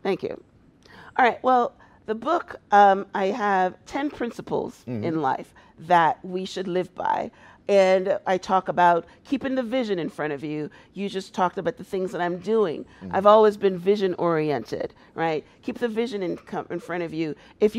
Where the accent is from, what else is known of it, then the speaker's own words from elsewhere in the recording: Guyana; moved away as an adult; also born or lived in Toronto, Canada; I was a very successful business person in Toronto, Canada, because that's when I moved. I moved from Guyana to Toronto, and I had a very successful limousine service.